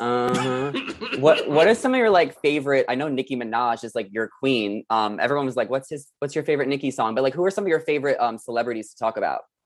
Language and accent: English; New York, United States; now in Los Angeles, United States; I'm from New York